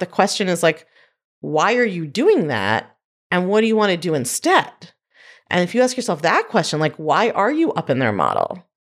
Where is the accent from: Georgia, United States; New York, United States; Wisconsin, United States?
New York, United States; I'm a New Yorker